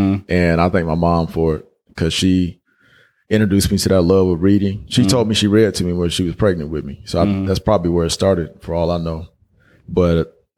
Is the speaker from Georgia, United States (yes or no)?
yes; Georgia, United States; when I tell people out here I'm from Georgia, they automatically think I'm, you know, it's Atlanta